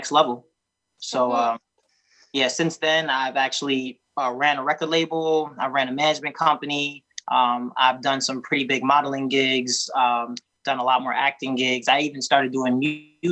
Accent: New York, United States; I'm from New York

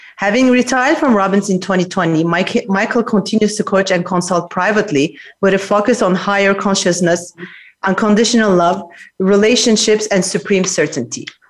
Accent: Geneva, Switzerland; now in New York, United States; I'm live from Geneva, Switzerland, my hometown.

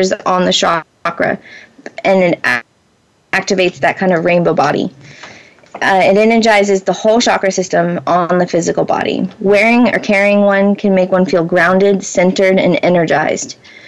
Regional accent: Florida, United States; now in Pacific Northwest, United States; I was born and raised in Florida.

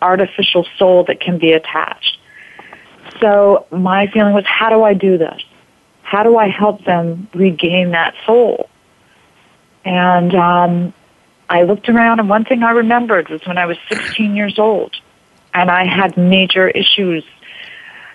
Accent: United States; we were from New York, New Jersey area

